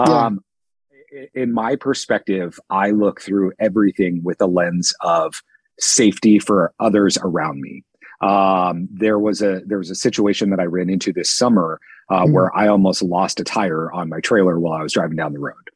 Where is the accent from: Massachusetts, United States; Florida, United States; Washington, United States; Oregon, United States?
Washington, United States; Seattle; moved away as an adult; also born or lived in Southern California / Dallas, Texas / London; I'm from Seattle, Washington. I've lived in Southern California, Dallas, Texas, London. Landed back here in Seattle